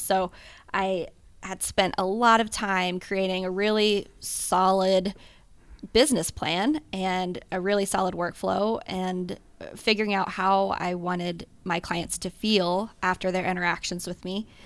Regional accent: Cincinnati, Ohio, United States; now in Columbus, United States; I was born and raised in Cincinnati

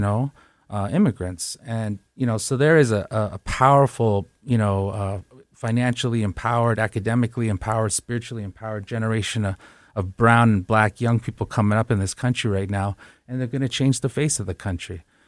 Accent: Winnipeg, Manitoba, Canada; my hometown of Winnipeg

